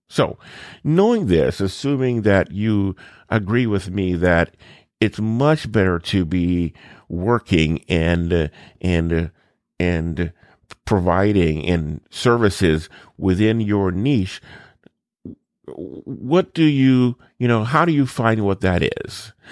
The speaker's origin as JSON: {"language": "English", "area": "New Orleans, and Baton Rouge", "region": "South Louisiana", "country": "United States", "tie": "born or raised there", "said": "I grew up in South Louisiana, New Orleans, and Baton Rouge."}